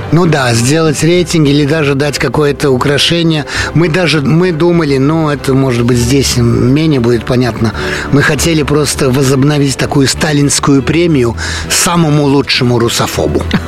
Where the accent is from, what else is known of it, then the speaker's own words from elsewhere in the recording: Paris, Île-de-France, France; родился я в Париже, э, жил в Париже, Э, учился в Париже, работал во Франции